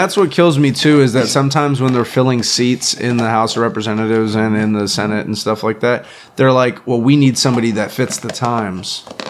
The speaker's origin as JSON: {"language": "English", "region": "Florida", "country": "United States", "tie": "born or raised there", "moved": "yes", "said": "Where I grew up in Florida, there's a big gay and trans community"}